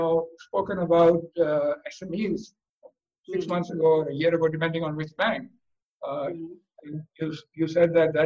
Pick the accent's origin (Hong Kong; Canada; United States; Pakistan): Pakistan; I belong to Pakistan